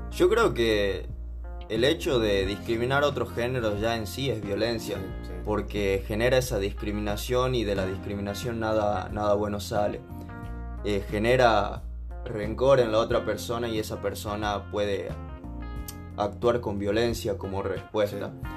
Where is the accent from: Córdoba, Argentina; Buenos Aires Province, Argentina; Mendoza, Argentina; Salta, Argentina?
Salta, Argentina; Yo nací en Salta y el hecho de que a mi infancia me transporte estar en festivales donde me llevaban mis viejos